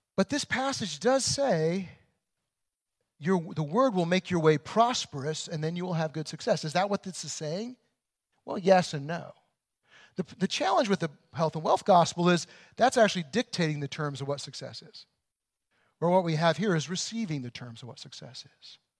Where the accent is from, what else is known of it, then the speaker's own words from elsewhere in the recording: Illinois, United States; I grew up in Illinois in the, in the really rural areas